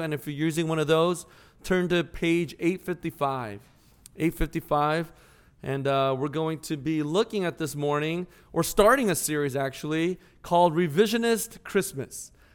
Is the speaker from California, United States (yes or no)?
no; St. Louis, Missouri, United States; I'm from Saint Louis